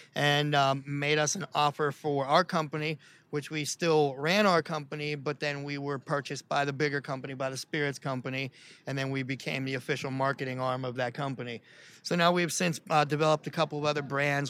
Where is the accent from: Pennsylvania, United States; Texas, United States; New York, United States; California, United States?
Pennsylvania, United States; Pittsburgh; My goal is not to leave Pittsburgh because, uh, you know, it's, it's my, it's my hometown